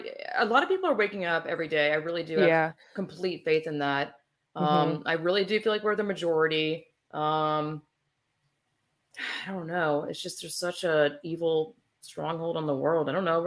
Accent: Georgia, United States; my home I grew up in Georgia.

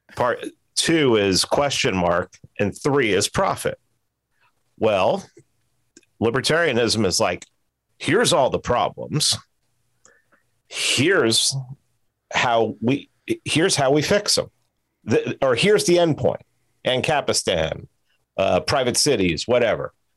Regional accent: New York City, New York, United States; moved away; also born or lived in Fort Lauderdale / Miami / Atlanta; I'm from New York City. I've lived in New York City

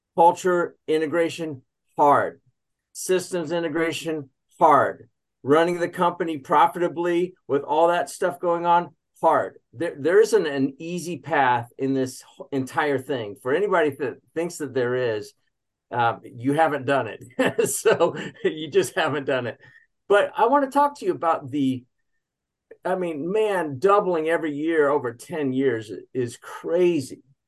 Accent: Kansas, United States; also born or lived in Ohio; now in Charlotte, United States; I'm originally from Kansas.

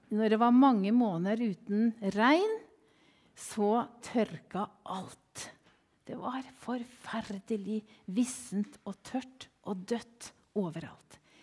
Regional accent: Kvelde, Vestfold, Norway; moved away as an adult; also born or lived in Kenya / Sweden; jeg kommer ifra Kvelde

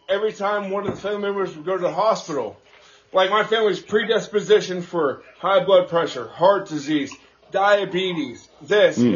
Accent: Houston, Texas, United States; growing up in Houston

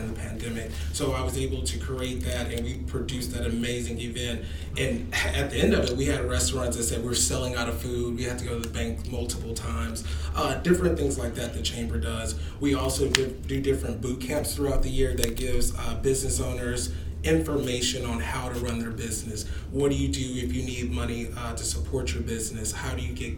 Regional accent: Shreveport, Louisiana, United States; I am a Shreveport-Bossier native. I really claim Shreveport because that's my heart.

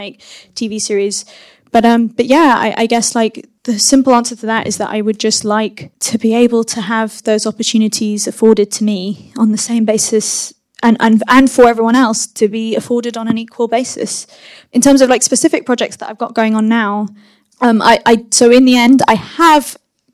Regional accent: London, United Kingdom; first language English; I am a British filmmaker. I have grown up in London. English is my first language

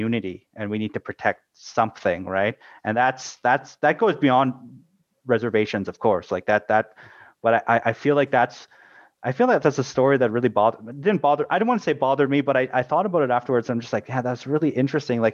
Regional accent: Canada; we have similar institutions in Canada

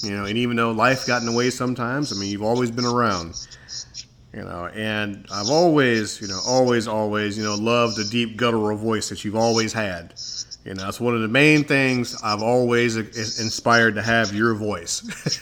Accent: Chicago, Illinois, United States; we grew up in Chicago, and I have memories, you know, growing up on the north side of Chicago

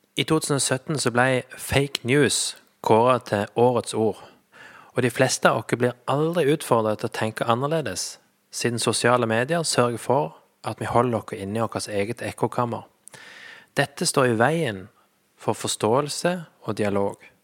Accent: Flekkefjord, Agder, Norway; moved away as an adult; also born or lived in Sandnes; jeg er født og oppvokst i Flekkefjord

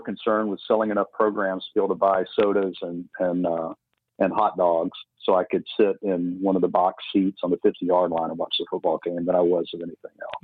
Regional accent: Tuscaloosa, Alabama, United States; at age 15 living in the holy lands of tuscaloosa alabama

